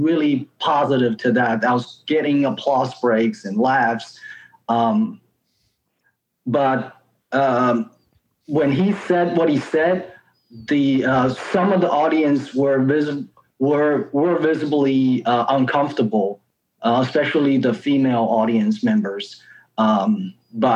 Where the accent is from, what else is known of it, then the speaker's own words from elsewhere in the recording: China; moved away as an adult; also born or lived in Alabama / Georgia / Texas; now in United States; I've been in this country. I'm from China, been in this country for almost 11 years. I lived in Alabama, Georgia, Texas